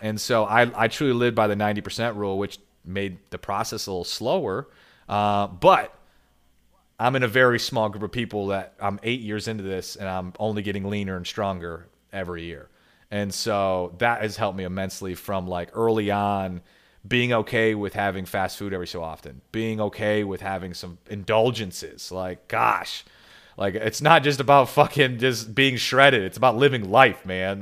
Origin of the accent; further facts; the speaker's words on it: Michigan, United States; also born or lived in Grand Rapids, Michigan; I'm from Michigan. I live in Grand Rapids, Michigan